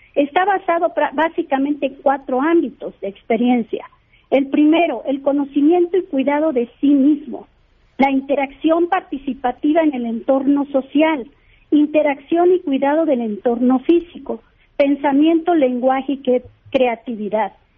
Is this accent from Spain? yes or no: no; Mexico; somos mexicanas, somos mexicanos